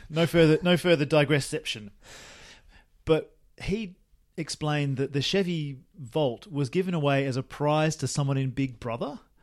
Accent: Australia; moved away; when I was a lad and living in my hometown, Australia

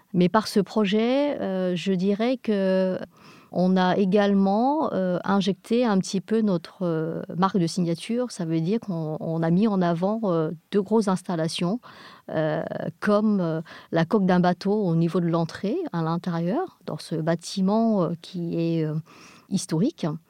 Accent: England, United Kingdom; nous sommes des Anglais

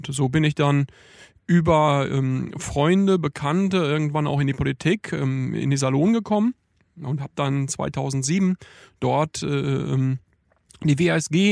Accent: Iserlohn, North Rhine-Westphalia, Germany; Lokalpolitiker bei der Linksfraktion im Stadtrat in Iserlohn im Sauerland, von wo ich herkomme.

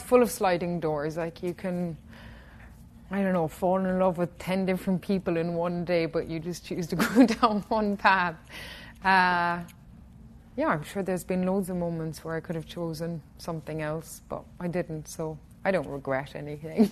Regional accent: Killarney, Munster, Ireland; my hometown in Killarney

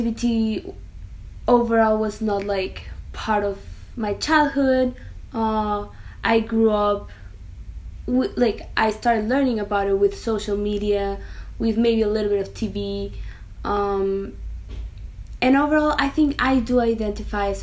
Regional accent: Mexico; I'm from Mexico.

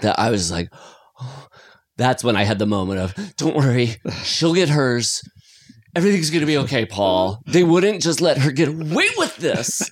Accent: Iowa, United States; now in California, United States; growing up in Iowa

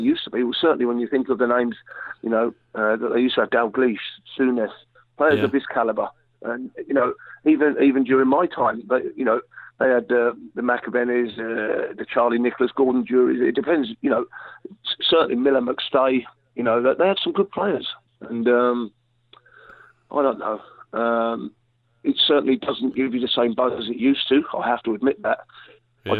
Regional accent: England, United Kingdom; we're English

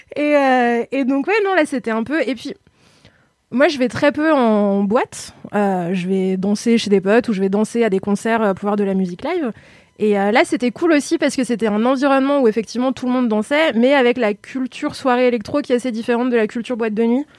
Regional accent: Lyon, Auvergne-Rhône-Alpes, France; je suis lyonnaise, on dit Ron

